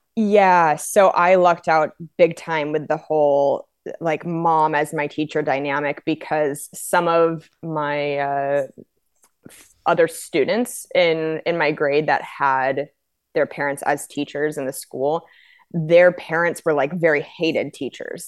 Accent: Spokane, Washington, United States; also born or lived in Cheney, Washington / Los Angeles; now in Minneapolis, United States; I was born and raised in Spokane, uh, but then in fourth grade, I moved out to Cheney.

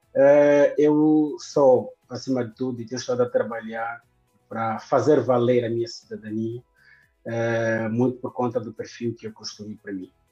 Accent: Viana, Luanda Province, Angola; cheguei em Luanda em 92, fiquei é no município de Viana, onde cresci. Toda a minha infância, ensino primário foi em Viana

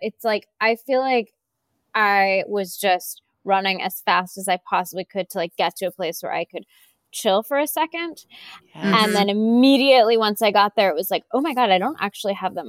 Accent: Seattle, Washington, United States; which was happening in Seattle when I was a teenager at the same time that Mary Kay Letourneau was playing out in my hometown.

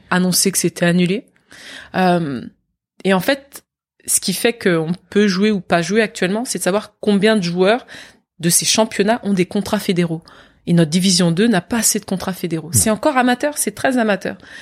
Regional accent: Versailles, Île-de-France, France; also born or lived in Guadeloupe; c'est moi jouant avec mes, mes voisins dans le parc du château de Versailles. C'est là où j'ai grandi.

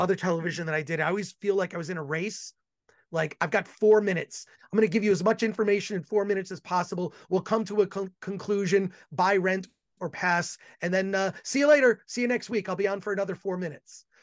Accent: Royal Oak, Michigan, United States; now in Los Angeles, United States; I'm originally from Michigan, Ro-, grew up in Royal Oak, Michigan, so I'm a Midwest guy

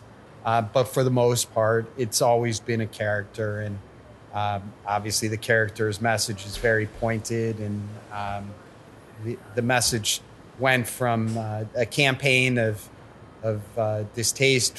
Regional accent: Cleveland, Ohio, United States; moved away as an adult; also born or lived in Lawrence, Kansas; now in San Francisco, United States; I was from Cleveland, or I am from Cleveland

